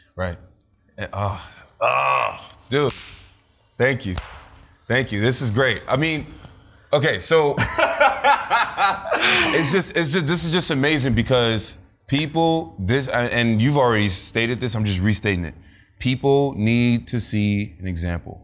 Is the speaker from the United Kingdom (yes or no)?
no; Nigeria; being also Nigerian